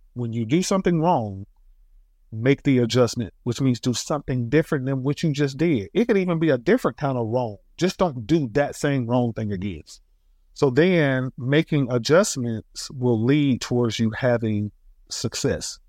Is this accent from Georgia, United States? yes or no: yes; Atlanta, Georgia, United States; I am from Northwest Atlanta, one of Ray's, you know, working class family